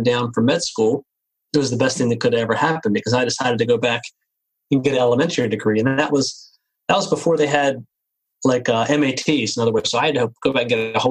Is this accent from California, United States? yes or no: no; Cambridge, Maryland, United States; growing up on the Eastern Shore of Maryland in Cambridge.